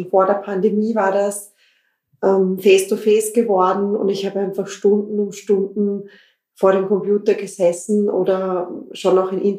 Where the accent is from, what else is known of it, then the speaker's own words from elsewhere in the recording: Klosterneuburg, Lower Austria, Austria; ich komme aus Klosterneuburg, ich habe recherchiert, so in Richtung Thulen gibt es eigentlich noch, ähm, noch keine Brautbodengeschäfte.